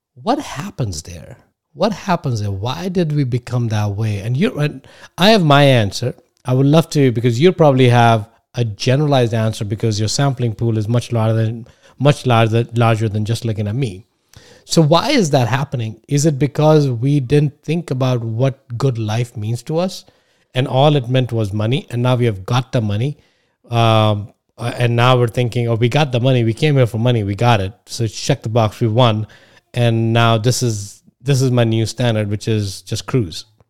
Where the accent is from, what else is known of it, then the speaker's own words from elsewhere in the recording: India; moved away as an adult; now in United States; I come from India. I went to the best colleges here.